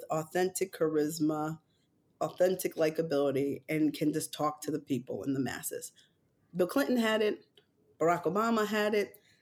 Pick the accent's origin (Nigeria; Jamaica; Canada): Jamaica; And I am a Jamaican black woman, so I support Kamala